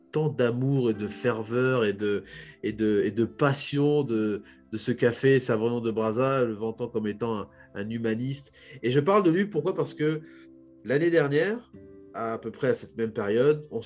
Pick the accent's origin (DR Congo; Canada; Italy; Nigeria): DR Congo; en tant que Congolais, on peut se projeter